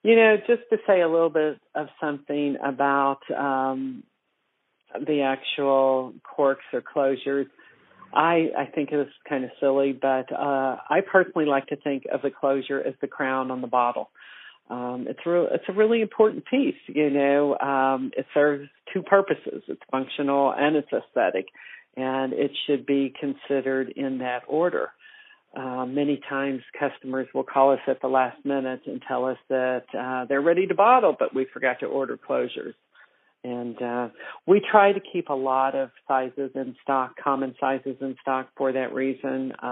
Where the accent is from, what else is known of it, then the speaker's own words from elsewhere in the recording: Louisville, Kentucky, United States; I was born in Bourbon Country in Louisville, Kentucky